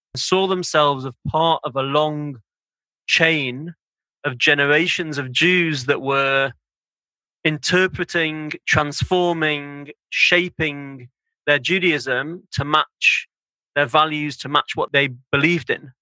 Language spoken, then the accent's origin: English; Manchester, North West England, United Kingdom; I grew up in Manchester in the north of England